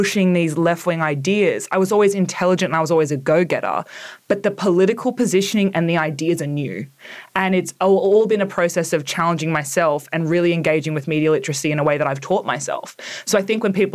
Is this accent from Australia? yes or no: yes; Orange, New South Wales, Australia; I grew up in Orange in, Central West New South Wales.